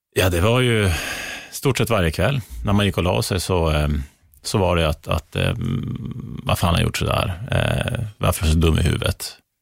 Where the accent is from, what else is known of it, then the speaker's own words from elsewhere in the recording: Norrland, Sweden; som norrlänning